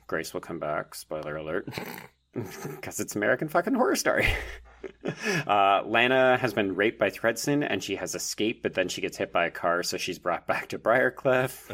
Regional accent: Canada; I'm a Canadian

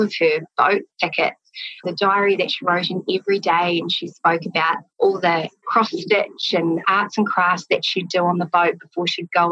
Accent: Christchurch, Canterbury, New Zealand; also born or lived in Toronto, Canada; I grew up in Christchurch in South Island

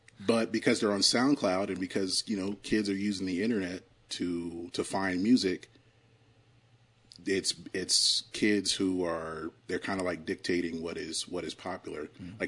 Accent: Augusta, Georgia, United States; moved away; also born or lived in Carrollton, Georgia; like I'm from Augusta

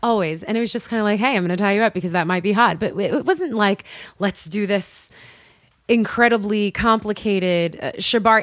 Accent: New York City, New York, United States; born and raised in Queens

